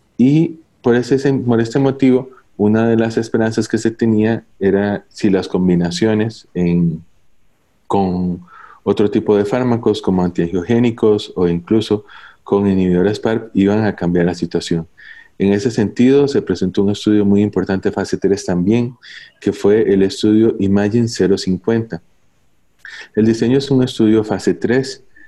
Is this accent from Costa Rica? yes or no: yes; Costa Rica; soy oncólogo médico de Costa Rica, trabajo para la Seguridad Social en el Hospital México